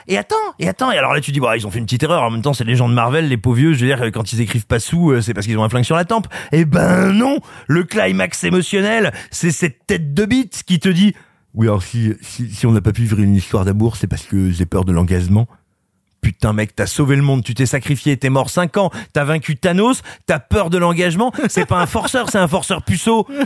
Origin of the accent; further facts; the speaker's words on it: France; moved away; also born or lived in Burgundy / Cantal / Allier; je suis né en Auvergne et j'ai grandi, grosso modo, entre la Bourgogne, le Cantal, l'Allier